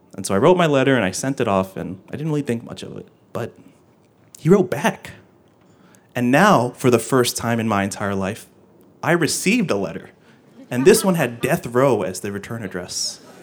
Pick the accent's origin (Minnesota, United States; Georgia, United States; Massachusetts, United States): Georgia, United States; the state of Georgia, my home state